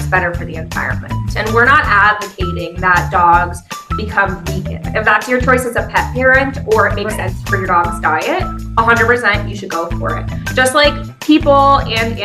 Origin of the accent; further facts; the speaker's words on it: Pennsylvania, United States; now in Washington, D.C., United States; I'm from Pennsylvania